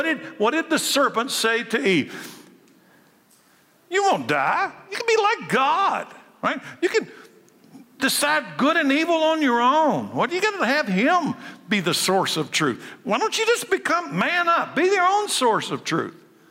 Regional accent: Frankfort, Kentucky, United States; I was born a boy, a male, in Frankfort, Kentucky, in 1956

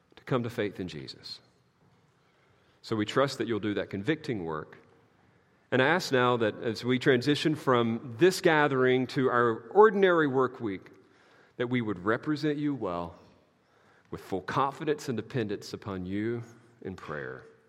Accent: the South, United States; I'm from the South

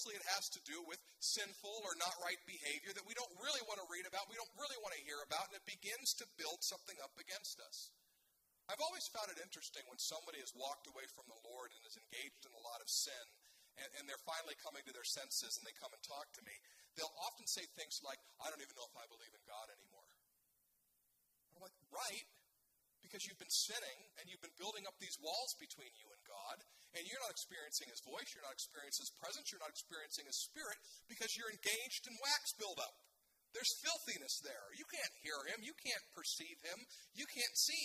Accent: United States; I'm an American

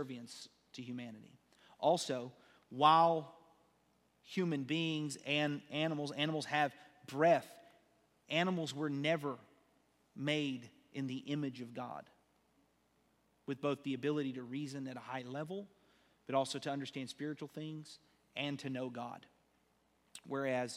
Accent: United States; we're American

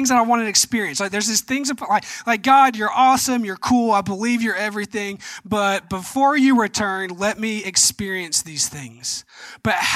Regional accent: Georgia, United States; I'm from Georgia

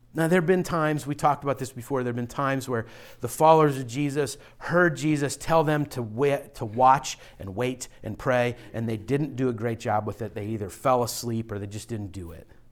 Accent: Pittsburgh, Pennsylvania, United States; now in Philadelphia, United States; I'm from Pittsburgh area

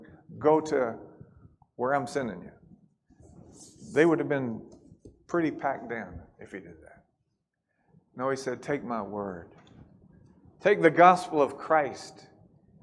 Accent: Kentucky, United States; we're from Kentucky

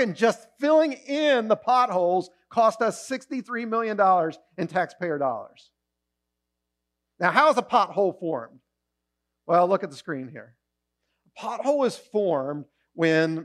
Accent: Maryland, United States; now in Pennsylvania, United States; I grew up in Maryland.

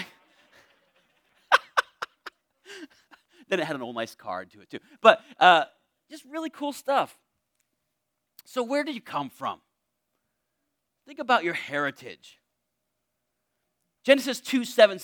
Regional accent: Torrington, Connecticut, United States; I was born in Charlotte Hungerford Hospital in Torrington, Connecticut

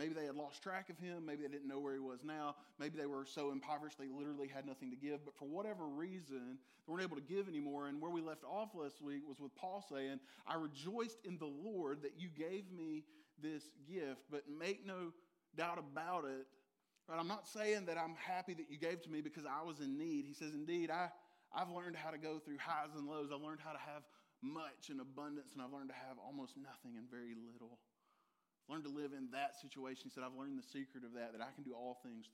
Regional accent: Dublin, Georgia, United States; I said, the Dub is the hub of Middle Georgia.

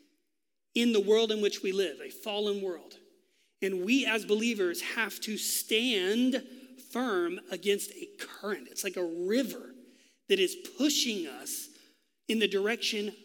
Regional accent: Texas, United States; moved away; I am from Texas, so it comes out sometimes

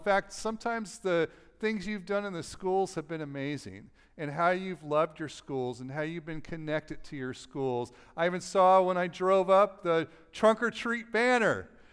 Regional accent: Los Angeles, California, United States; moved away; I'm from Los Angeles

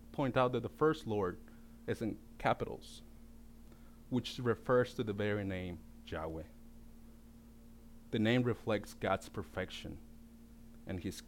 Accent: Baja California, Mexico; born or raised there; now in United States

